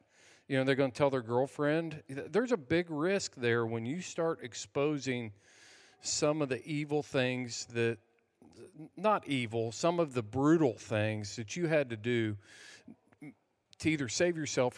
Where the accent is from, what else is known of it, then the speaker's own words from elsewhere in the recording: United States; So by being involved in – being an American, we have allowed things like – for me, my kids, since I was a veteran, could go to any state college tuition free.